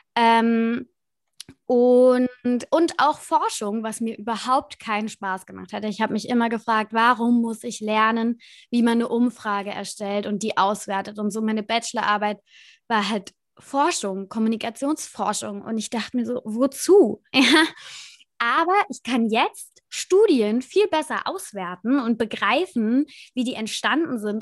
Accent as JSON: {"language": "German", "town": "Kaiserslautern", "region": "Rhineland-Palatinate", "country": "Germany", "said": "ich komme aus Kaiserslautern, aus Rheinland-Pfalz und habe das beim Lokalradio gemacht"}